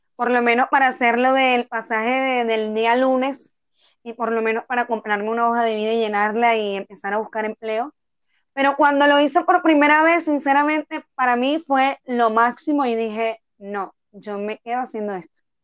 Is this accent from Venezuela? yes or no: yes; Tucupita, Delta Amacuro, Venezuela; moved away as an adult; now in Bogotá, Colombia; Yo soy de Tucupita, estado del Tamacuro, oriental.